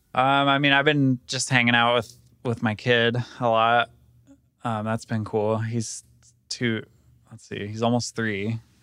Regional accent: Sacramento, California, United States; now in Colorado, United States; I grew up in Sacramento, so I would go ride around, like, Tahoe and Auburn and those areas

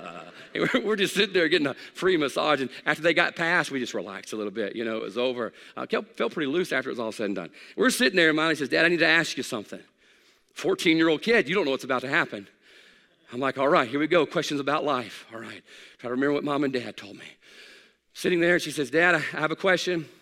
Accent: Hattiesburg, Mississippi, United States; I grew up in South Mississippi. I was born in Hattiesburg

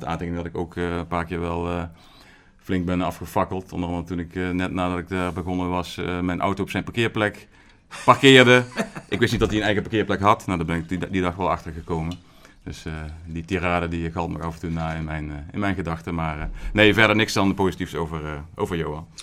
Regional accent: Horst aan de Maas, Limburg, Netherlands; ik kom uit Limburg, Noord-Limburg ben ik geboren.

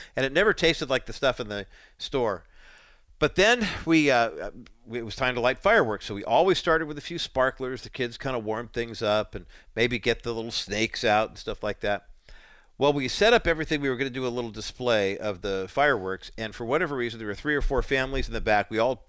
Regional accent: Whittier, California, United States; also born or lived in Orange County, California; I was born in Whittier, California, September 1st, 1961.

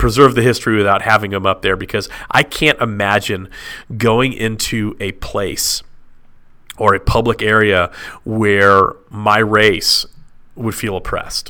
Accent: Dallas, Texas, United States; born or raised there; moved away as an adult; also born or lived in Illinois / Franklin, Tennessee; now in Nashville, United States

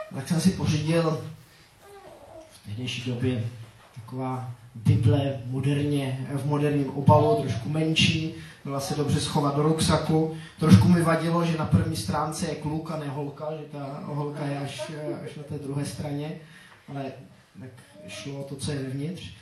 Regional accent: Grindelwald, Bern, Switzerland; first language Czech; moved away; Já jsem nevyrůstal pod Matterhornem, ale pod Eigrem. To je, eh, taková ta- jedna taky známá hora ve Švýcarsku. A, eh, tak v té naší vesnici, v Grindelwaldu

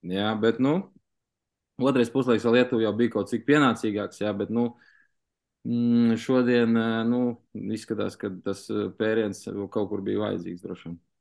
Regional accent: Latvia; Mēs esam tomēr no Latvijas

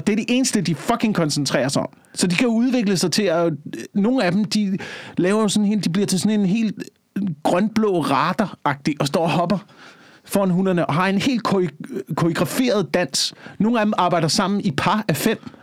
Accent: Slagelse, Zealand, Denmark; moved away; i Slagelse, hvor jeg voksede op

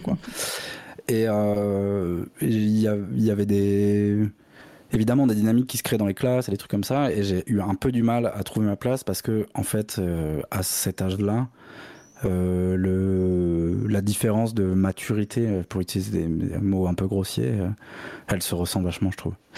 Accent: Bordeaux, Nouvelle-Aquitaine, France; je viens de Bordeaux

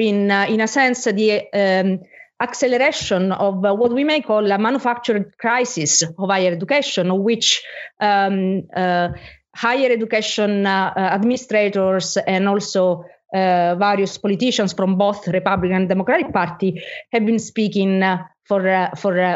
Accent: Italy; I'm from Italy

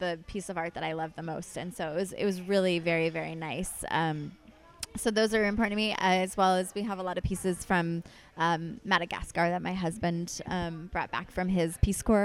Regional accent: Santa Rosa, California, United States; also born or lived in Healdsburg, California; I grew up in Santa Rosa, not that far away

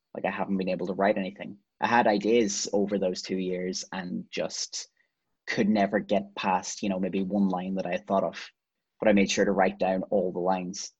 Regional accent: Ireland; as as Irish people

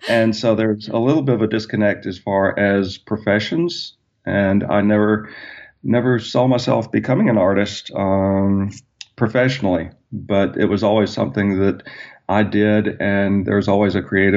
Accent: Birmingham, Alabama, United States; moved away as an adult; also born or lived in Ohio; I grew up in Birmingham, Alabama

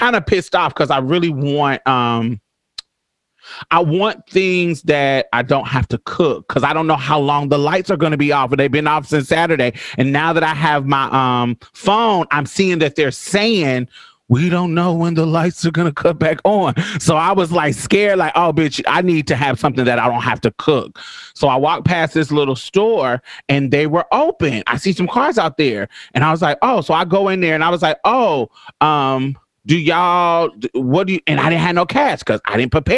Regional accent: Indianapolis, Indiana, United States; also born or lived in Boston, Massachusetts / Chicago, Illinois; now in Houston, United States; I'm from Indianapolis, Indiana. I grew up there

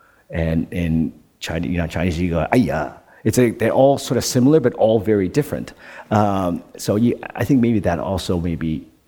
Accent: Netherlands; English is a second language; moved away; also born or lived in Canada; When I grew up in Holland, we had two TV stations, and the program didn't start until 10 o'clock or 9 o'clock or something in the morning.

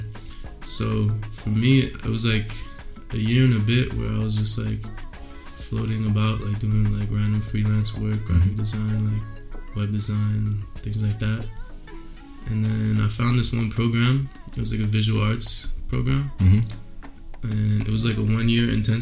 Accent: Vancouver, British Columbia, Canada; I'm Persian, but I grew up in Canada, in the west side, in Vancouver

